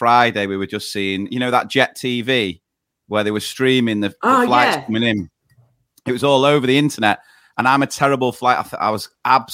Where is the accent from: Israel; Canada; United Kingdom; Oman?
United Kingdom; Manchester, North West England; We are brothers from Manchester, both working in primary schools